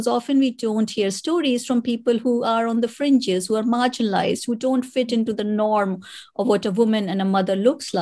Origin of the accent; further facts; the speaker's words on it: India; moved away as an adult; now in United Kingdom; I was born in India and I am a mother